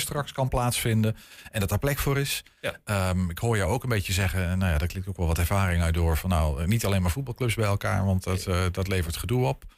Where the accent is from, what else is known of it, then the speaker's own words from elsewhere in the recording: Netherlands; Ik ben gewoon een Hollander